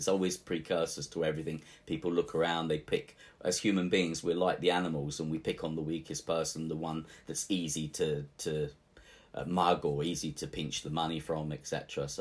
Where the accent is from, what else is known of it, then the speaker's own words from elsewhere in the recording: England, United Kingdom; He came from Venice, so of course I'm English. I'm not Italian, but I have an Italian name.